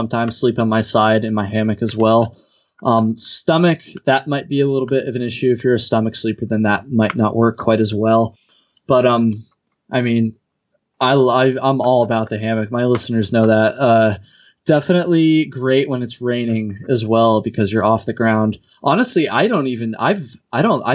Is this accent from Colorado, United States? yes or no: no; Vermont, United States; I'm from Vermont, lived here my whole life.